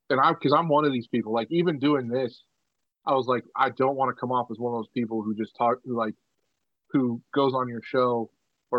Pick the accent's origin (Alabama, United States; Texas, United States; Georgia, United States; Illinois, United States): Georgia, United States; that's in my hometown, bro. That's in Georgia